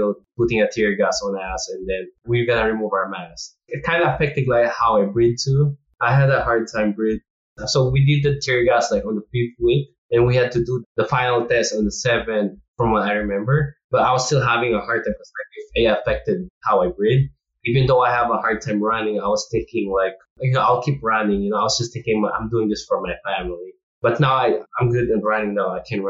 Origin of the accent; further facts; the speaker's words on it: Philippines; now in United States; And we came from Philippines too. Like, we see our, like, how our Philippine military trains.